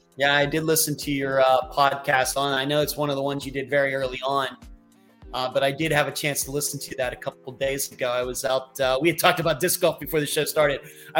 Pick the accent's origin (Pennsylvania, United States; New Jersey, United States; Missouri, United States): Pennsylvania, United States; also born or lived in Las Vegas; now in Florida, United States; I'm originally from Western Pennsylvania and I lived there. I went to college at Grove City College, which is also in Western Pennsylvania, but going up toward Erie. And I moved to Las Vegas in 1998.